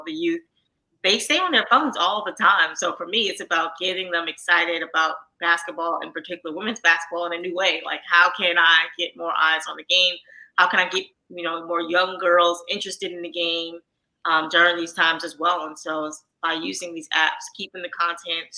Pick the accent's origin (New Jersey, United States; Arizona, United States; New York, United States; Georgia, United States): New York, United States; New York City; I grew up in Harlem, New York, you know, so not where I'm from, not everyone read the New York Times for sports news.